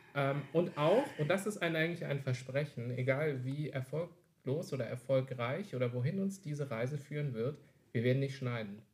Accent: Wolfhagen, Hesse, Germany; Ich komme aus äh, dem wunderschönen nordhessischen Städtchen Wolfhagen.

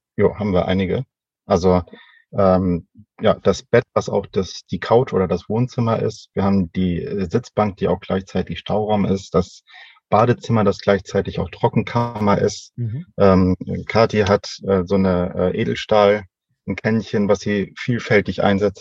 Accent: Northern Germany, Germany; Als äh, Norddeutscher

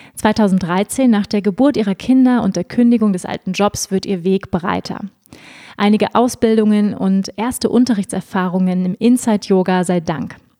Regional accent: Schleswig-Holstein, Germany; now in near Munich, Germany; Ich bin ja auch in Schleswig-Holstein groß geworden.

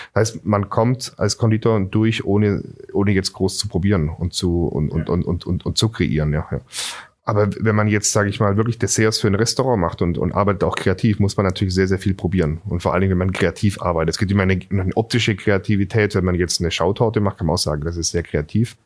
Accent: Singen, Baden-Württemberg, Germany; now in Berlin, Germany; ich bin in Singen am Hundwil zur Schule gegangen

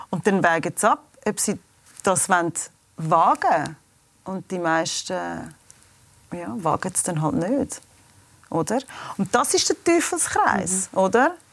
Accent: United States; now in Switzerland; Ähm also ich bin in den USA aufgewachsen und meine Mutter hat einen Schweizer Kurator, wir sind in die Schweiz gekommen.

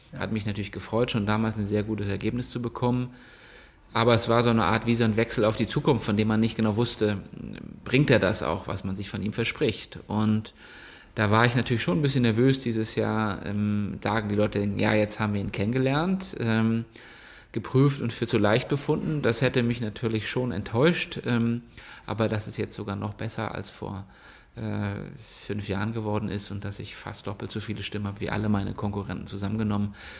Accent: a small village near Plön, Schleswig-Holstein, Germany; moved away as an adult; also born or lived in Berlin; now in Kiel, Germany; komme wie gesagt aus einem kleinen Dorf in der Nähe von Plön, also bin Schleswig-Holsteiner

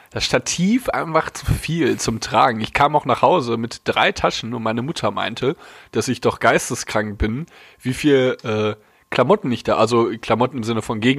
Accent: North Rhine-Westphalia, Germany; Ich bin Pottjunge.

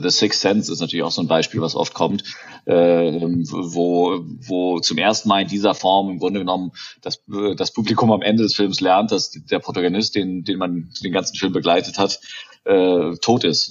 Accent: Germany; accent: German; moved away; mein deutscher Akzent

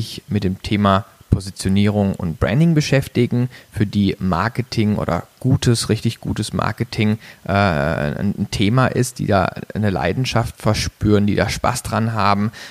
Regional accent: Baden-Baden, Baden-Württemberg, Germany; moved away as an adult; bin aufgewachsen in Baden-Baden, kleinen Örtchen äh, in der Nähe vom Schwarzwald. Also ich komme aus dem Süden Deutschlands, habe mein Abitur da gemacht auf einem Wirtschaftsgymnasium

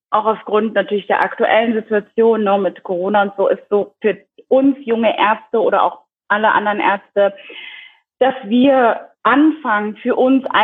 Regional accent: DR Congo; ich meine, jetzt habe ich das ja gesagt, ich komme aus der Demokratischen Republik Kongo und ich glaube, dass auch ich also wie so einen neuen Meilenstein gesetzt habe in meiner Community

